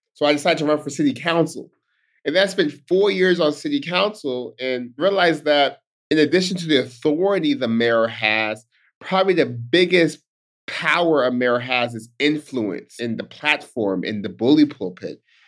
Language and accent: English; Stockton, California, United States; I'm born and raised in Stockton, California, Stockton's home